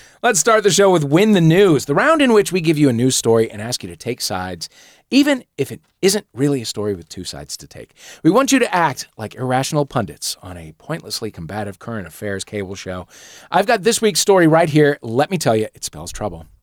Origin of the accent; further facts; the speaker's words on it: St. Louis, Missouri, United States; I grew up in St. Louis